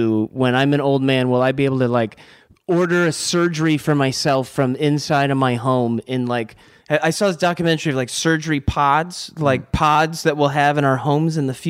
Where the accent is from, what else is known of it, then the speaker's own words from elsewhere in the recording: Monroe, Michigan, United States; I'm from Monroe, which is like south of Detroit.